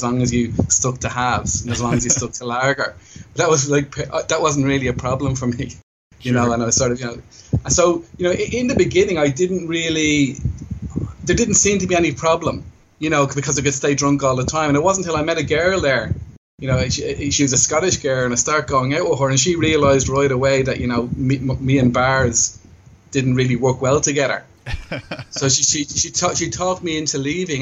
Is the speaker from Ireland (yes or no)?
yes; Ireland; moved away as an adult; now in Thailand; I'm originally from Ireland, but I've lived here in Thailand for, I guess, 17 years